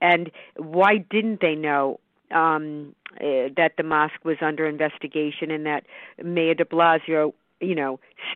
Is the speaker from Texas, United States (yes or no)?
no; New York, United States; being a New Yorker